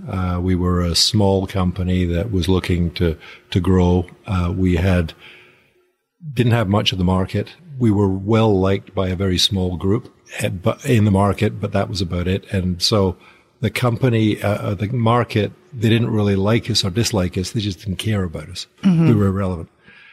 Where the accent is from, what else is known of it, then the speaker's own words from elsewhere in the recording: Nigeria; also born or lived in near Glasgow, United Kingdom; Originally near Glasgow, but I grew up out in Nigeria, so the accent tends to go all over the place.